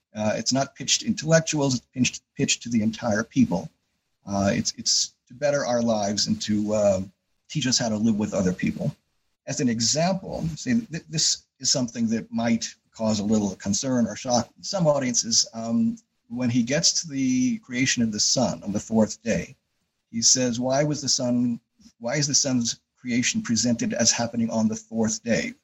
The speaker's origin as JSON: {"language": "English", "town": "Yonkers", "region": "New York", "country": "United States", "tie": "born or raised there", "moved": "as an adult", "lives_now": "Rochester, United States", "said": "I grew up in Yonkers, New York, so just north of New York City."}